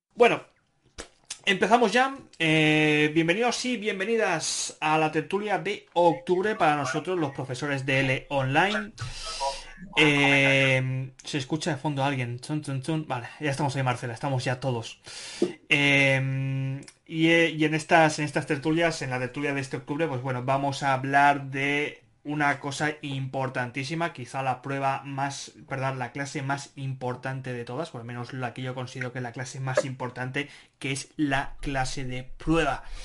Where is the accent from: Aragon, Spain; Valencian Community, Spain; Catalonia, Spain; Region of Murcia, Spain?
Catalonia, Spain; Barcelona; soy de Barcelona